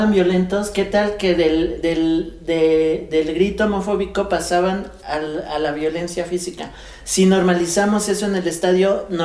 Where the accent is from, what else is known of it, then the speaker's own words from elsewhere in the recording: Mexico; Es que somos clasistas como mexicanos.